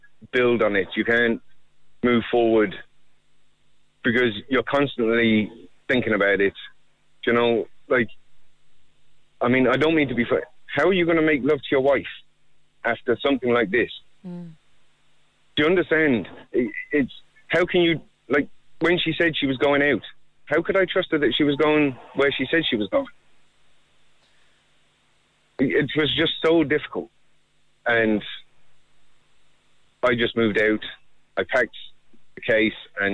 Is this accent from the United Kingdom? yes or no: yes; England, United Kingdom; now in Ireland; I've no family here at all. I'm from England. I came to Ireland in 1991.